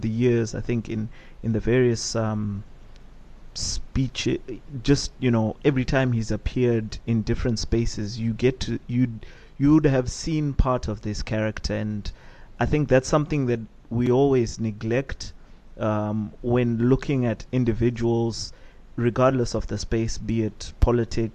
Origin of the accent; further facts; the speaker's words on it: Buhera, Manicaland, Zimbabwe; I'm also from Buera